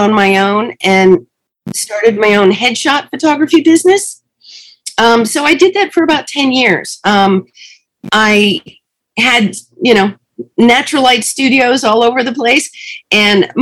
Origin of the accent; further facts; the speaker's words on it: Connecticut, United States; moved away as an adult; now in Los Angeles, United States; I grew up in Connecticut